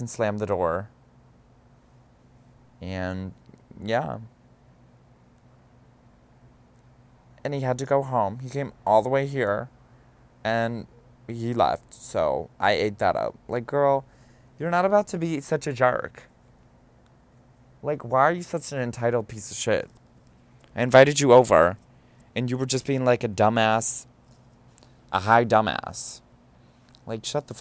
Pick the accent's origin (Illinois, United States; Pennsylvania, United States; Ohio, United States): Ohio, United States; now in New York, United States; I'm from Ohio.